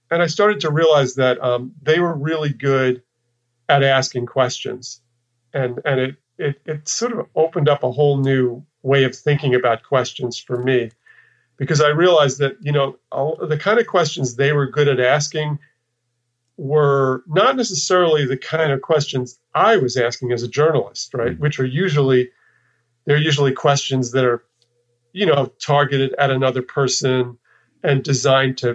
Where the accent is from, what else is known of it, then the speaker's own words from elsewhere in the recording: New York, United States; moved away as an adult; also born or lived in Texas; I'm from New York, and I spent, you know, my formative years in New York, and then even went to college in upstate New York